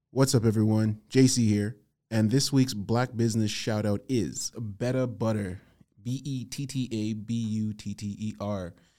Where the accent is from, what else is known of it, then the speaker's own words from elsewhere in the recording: Toronto, Ontario, Canada; I'm from Scarborough